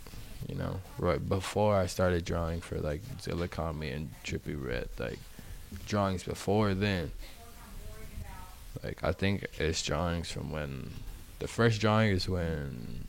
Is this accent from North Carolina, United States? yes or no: yes; Charlotte, North Carolina, United States; born there; I was born here in Charlotte, North Carolina.